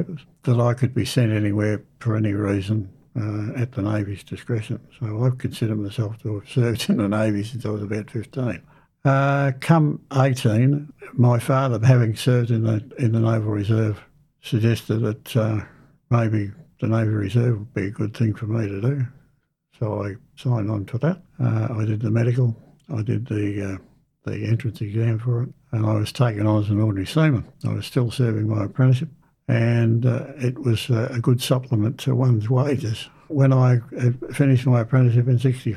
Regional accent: Kew, Victoria, Australia; I was born in Kew, Victoria, on the 7th of January 1944

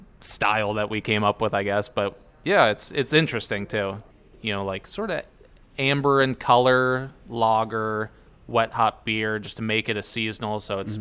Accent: Middlefield, Ohio, United States; moved away as an adult; also born or lived in Cleveland; I'm from Middlefield, Ohio.

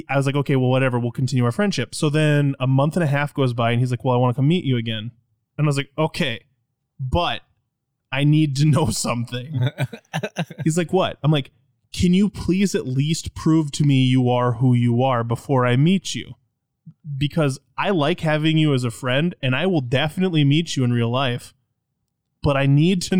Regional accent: United States; I'm an American.

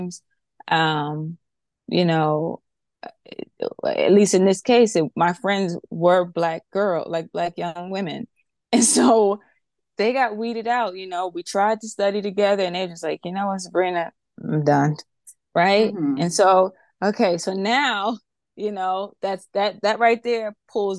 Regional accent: New York, United States; I grew up in New York

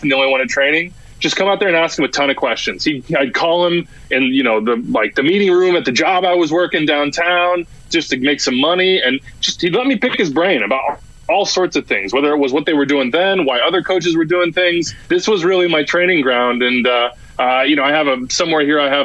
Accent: Wichita, Kansas, United States; also born or lived in Lawrence, Kansas / Brooklyn; I grew up playing soccer in Wichita

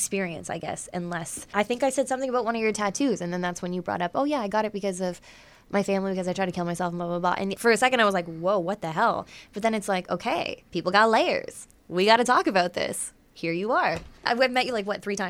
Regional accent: Essex County, Ontario, Canada; I'm from Essex

